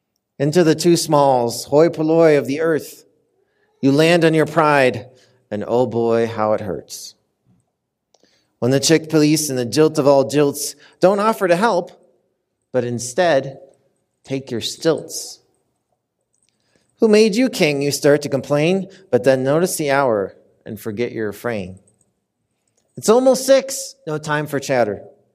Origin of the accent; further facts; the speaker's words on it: Minnesota, United States; now in Denver, United States; I'm visiting today from Denver, Colorado, originally from the great state of Minnesota. Any Minnesotans out there?